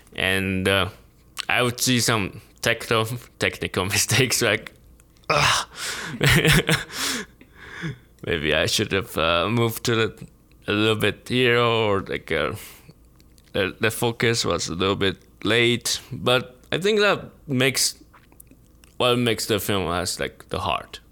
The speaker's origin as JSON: {"language": "English", "country": "Taiwan", "moved": "as an adult", "lives_now": "United States", "said": "I came from Taiwan, like, didn't go to film school"}